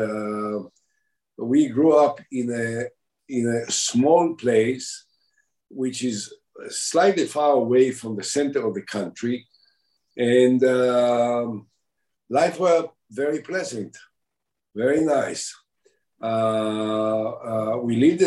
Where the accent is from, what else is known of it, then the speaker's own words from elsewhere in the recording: Binyamina, Haifa District, Israel; also born or lived in Shuni; I grew up subsequently in a nearby, my parents moved after the creation of the State of Israel, they moved into Binyamina